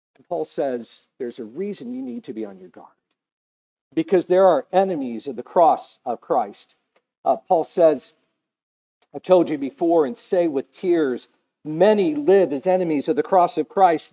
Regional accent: United States; I'm an American

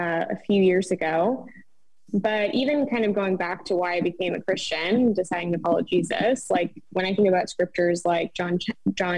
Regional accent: Nova Scotia, Canada; I am also Canadian. For those who don't know, I'm actually from Nova Scotia, Canada

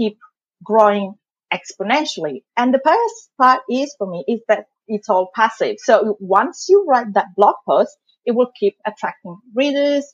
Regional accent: Italy; accent: thick Italian accent; moved away as an adult; also born or lived in London, United Kingdom; now in Melbourne, Australia; I'm from Italy originally.

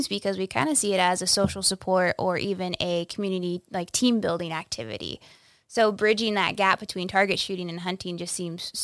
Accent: Dodge City, Kansas, United States; also born or lived in Wichita, Kansas; I grew up in Western Kansas, Southwest Kansas, in Dodge City, on a ranch, raising cattle

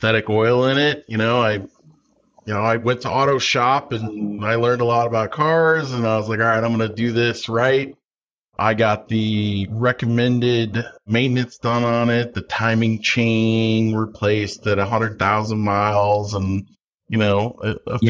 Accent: Effingham, Illinois, United States; now in Aldie, United States; I am originally from Effingham, Illinois, small town in rural Illinois

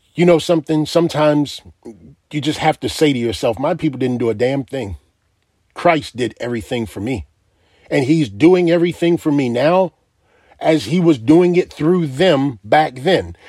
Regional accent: United States; I am an American

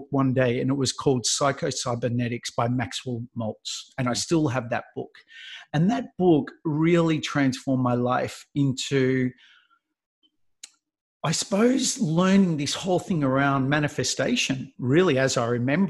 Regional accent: Melbourne, Victoria, Australia; moved away as an adult; because I lived in Melbourne. I'm from Melbourne

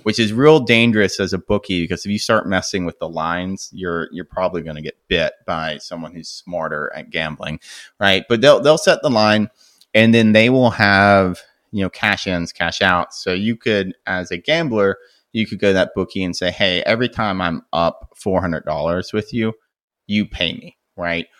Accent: United States; as an American

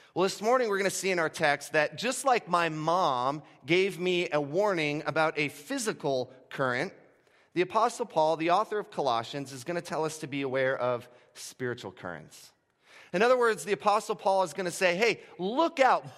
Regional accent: Gulf Coast of Florida, United States; moved away; For the first eighteen years of my life, I grew up on the Gulf Coast of Florida

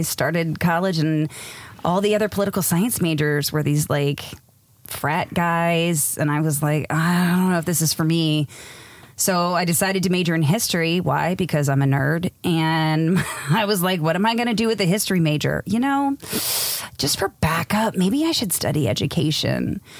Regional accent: East Coast, United States; moved away as an adult; now in San Diego, United States; I grew up on the East Coast, which is why I talk the way that I do. And when we moved out to San Diego in 2004, I said, listen, 2 years, that's it.

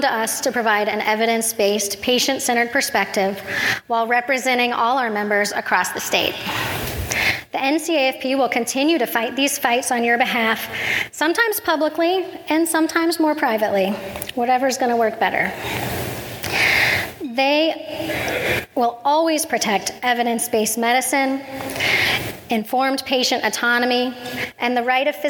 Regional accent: Kansas, United States; I am an introvert from the Midwest. Kansas, the state that is flatter than a pancake

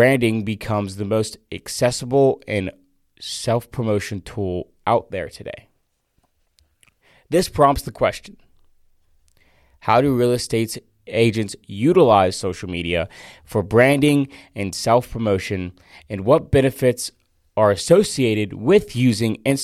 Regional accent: Fort Myers, Florida, United States; moved away; Fort Myers, Florida, which is my hometown

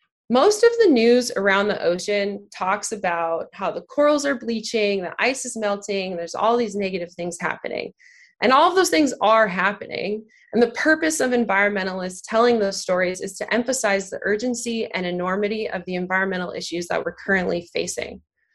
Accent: Arizona, United States; I grew up in Arizona

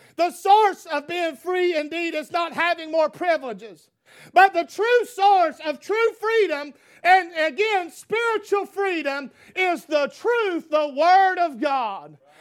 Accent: United States; free as an American

